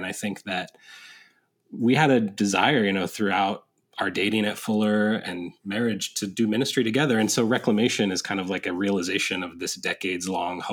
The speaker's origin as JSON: {"language": "English", "region": "Northern California", "country": "United States", "tie": "born or raised there", "also_born_or_lived": "San Diego", "said": "I was raised in Northern California, but I had gone to college in San Diego."}